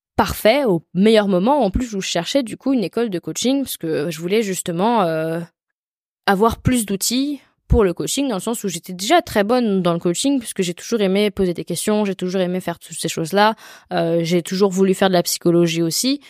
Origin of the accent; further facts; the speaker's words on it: France; je suis française